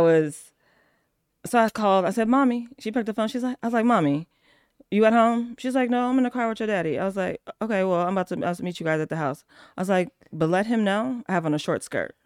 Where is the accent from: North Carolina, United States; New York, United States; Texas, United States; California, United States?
California, United States; Oakland; I grew up in Oakland